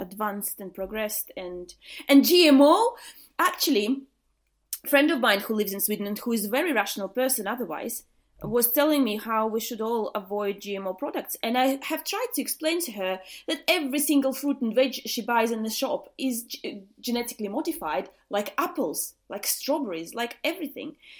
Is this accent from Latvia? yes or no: yes; Riga, Latvia; moved away as an adult; now in England, United Kingdom; I'm originally from Latvia. I was born in Riga, uh, which is the capital of Latvia, and lived there until I was twenty-four